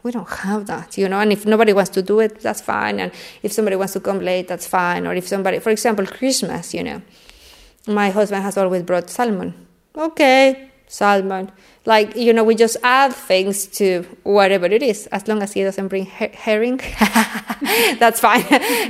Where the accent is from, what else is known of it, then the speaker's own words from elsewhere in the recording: Mexico City, Mexico; now in Odense, Denmark; Mexico City.